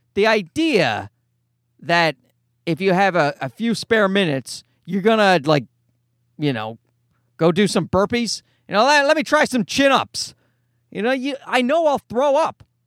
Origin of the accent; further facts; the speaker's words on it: Newfoundland and Labrador, Canada; accent: nasal leprechaun Newfoundland; now in Toronto, Canada; my nasal leprechaun Newfoundland voice